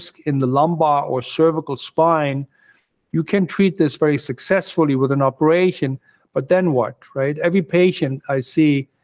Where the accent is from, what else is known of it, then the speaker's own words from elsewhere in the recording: Germany; moved away as an adult; also born or lived in Pittsburgh, United States / Phoenix, Arizona, United States; now in New York, United States; I grew up in Germany. I went to medical school in Germany, came over here, did my training in the United States